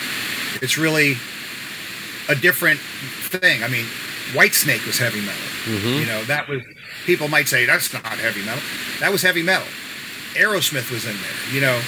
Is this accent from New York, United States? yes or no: yes; New York City, New York, United States; we're coming from Queens. We live near each other in Bayside, New York.